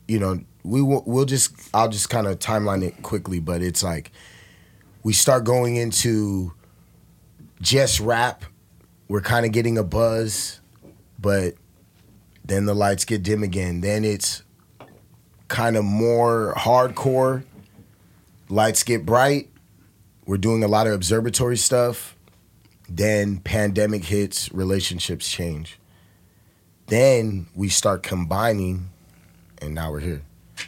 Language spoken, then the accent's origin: English; Rialto, California, United States; Rialto. Our town, the IE, is where we originally from. That's like what raised us